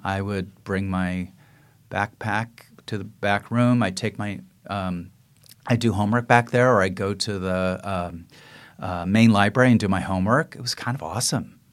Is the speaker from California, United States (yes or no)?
yes; San Francisco, California, United States; I grew up on the west side